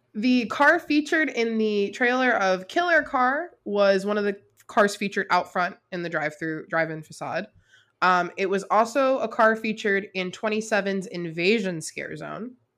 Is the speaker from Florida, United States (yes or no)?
yes; South Florida, United States; I'm from South Florida, where a good portion of the Everglades are